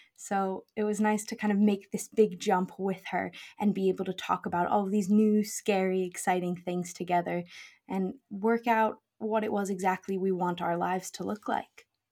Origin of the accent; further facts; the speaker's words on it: United States; moved away as an adult; now in Scotland, United Kingdom; we grew up in the U S